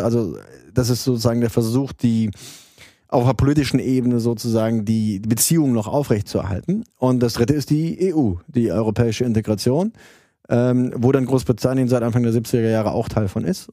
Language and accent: German; Saarland, Germany; moved away as an adult; also born or lived in Trier; now in London, United Kingdom; ich komme ursprünglich aus dem Saarland, habe in Trier studiert Und bin dann zweitausend, zweitausendeinst, äh, nach London gegangen